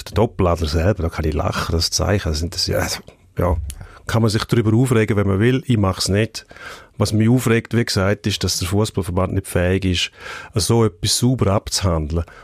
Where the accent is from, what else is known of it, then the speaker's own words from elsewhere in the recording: Switzerland; Und also man ist sich das nicht gewöhnt als Schweizer Nazi.